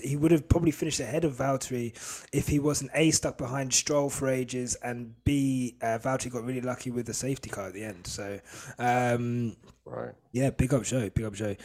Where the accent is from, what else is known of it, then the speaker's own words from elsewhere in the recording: St Albans, East of England, United Kingdom; I grew up in St Albans